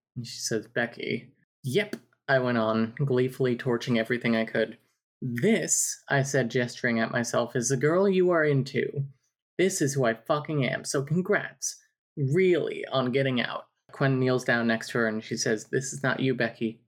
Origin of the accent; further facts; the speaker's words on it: New Jersey, United States; I'm from New Jersey.